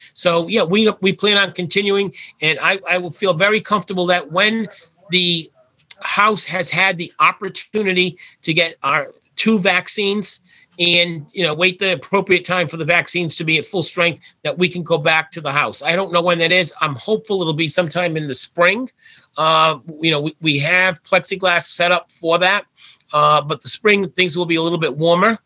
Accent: Warwick, Rhode Island, United States; my hometown of Warwick

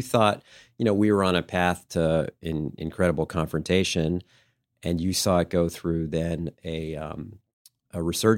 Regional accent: United States; Just showing up, being an American, showing that you cared

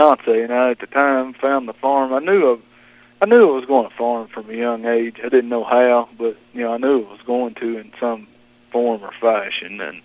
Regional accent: Johnson County, Eastern Kentucky, United States; I was born and raised in Johnson County. Never left far from home

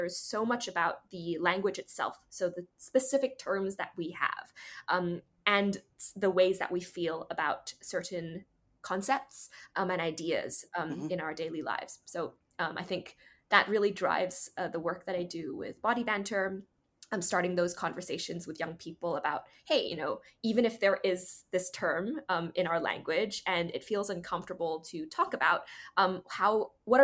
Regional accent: Hong Kong; first language English; moved away as an adult; also born or lived in United States; I grew up here in Hong Kong and went to school here, high school

